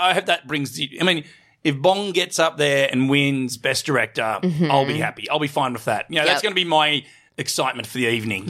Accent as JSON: {"language": "English", "country": "Australia", "moved": "yes", "said": "as an Australian"}